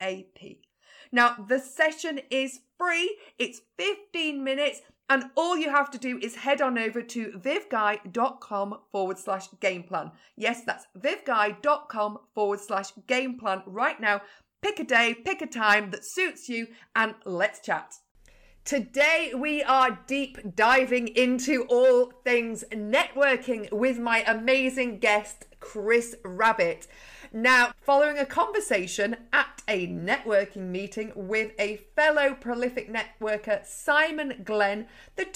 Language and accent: English; Yorkshire and the Humber, United Kingdom; now in Lancashire, United Kingdom; I'm actually a Yorkshire lass now living in Lancashire